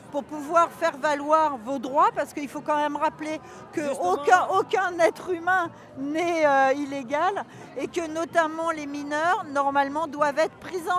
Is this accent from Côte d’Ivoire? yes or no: no; Mali; also born or lived in Spain; now in Paris, France; Moi, je viens du Mali.